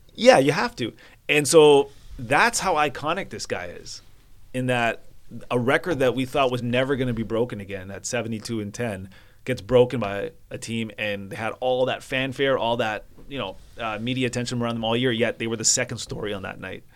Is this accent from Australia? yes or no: no; Vancouver, British Columbia, Canada; I'm from Vancouver